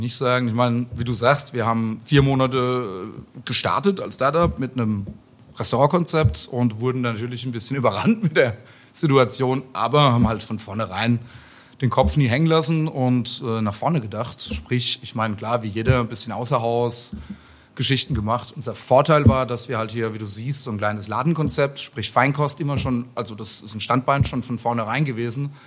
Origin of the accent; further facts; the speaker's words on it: Mosbach, Baden-Württemberg, Germany; moved away as an adult; also born or lived in Heidelberg / Mannheim; now in Darmstadt, Germany; Eigentlich Baden-Württemberg, von der anderen Seite vom Odenwald